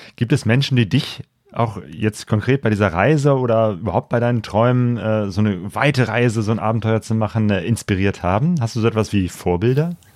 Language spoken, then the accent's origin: German; Bergisch Gladbach, North Rhine-Westphalia, Germany; Ich komme aus Bergisch Gladbach, also auch aus dem Bergischen.